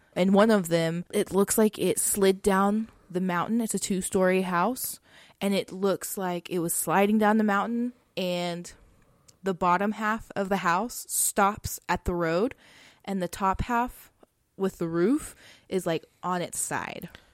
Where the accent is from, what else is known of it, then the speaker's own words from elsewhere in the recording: Texas, United States; we're from Texas